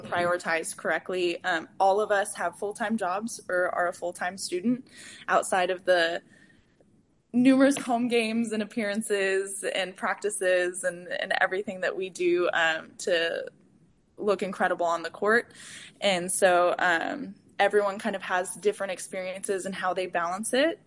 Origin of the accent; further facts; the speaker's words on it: San Antonio, Texas, United States; moved away as an adult; also born or lived in Denton, Texas; now in Houston, United States; I am from San Antonio, Texas